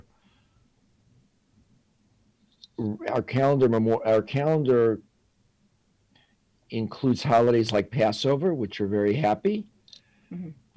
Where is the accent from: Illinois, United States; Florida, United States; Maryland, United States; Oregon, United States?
Illinois, United States; Chicago; I grew up in East Rogers Park in New York, not the more famously Jewish West Rogers Park, but the working class area in Chicago